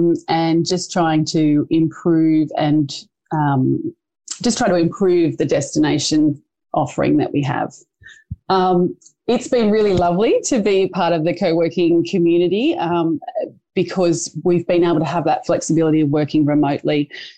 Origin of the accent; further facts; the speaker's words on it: Port Stephens, New South Wales, Australia; my hometown of Port Stephens